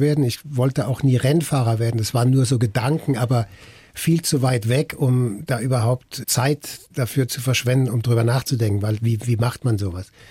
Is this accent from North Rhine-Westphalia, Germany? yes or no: no; Mannheim, Baden-Württemberg, Germany; ich komme aus Mannheim